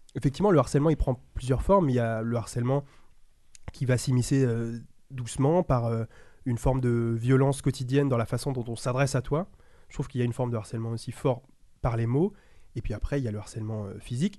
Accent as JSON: {"language": "French", "region": "Île-de-France", "country": "France", "tie": "born or raised there", "also_born_or_lived": "Paris", "said": "Moi, étant le seul garçon de banlieue qui arrivait dans le lycée parisien"}